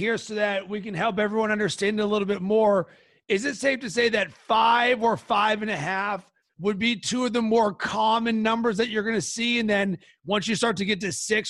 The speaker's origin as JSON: {"language": "English", "town": "Pittsburgh", "region": "Pennsylvania", "country": "United States", "moved": "yes", "lives_now": "Chicago, United States", "said": "I'm from Pittsburgh and I live in Chicago."}